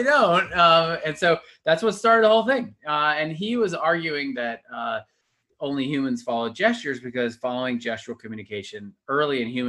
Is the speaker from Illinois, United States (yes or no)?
no; Atlanta, Georgia, United States; I grew up in Atlanta